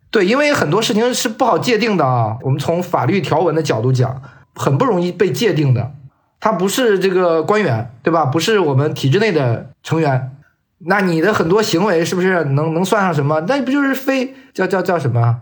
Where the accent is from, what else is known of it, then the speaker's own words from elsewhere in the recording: China; 我们中国人嘛，反正就是贪生怕死爱发财嘛